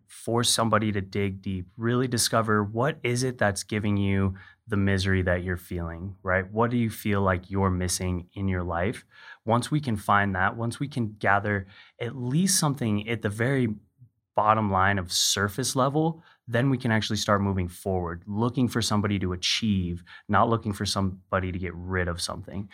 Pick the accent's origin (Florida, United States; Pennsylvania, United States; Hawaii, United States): Hawaii, United States; I grew up in Hawaii